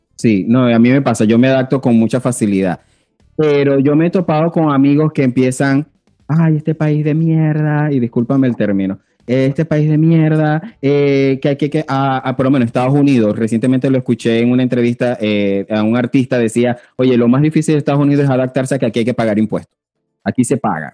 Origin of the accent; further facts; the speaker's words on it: Venezuela; moved away as an adult; also born or lived in Panama; como un venezolano o como nos llaman por ahí un veneco más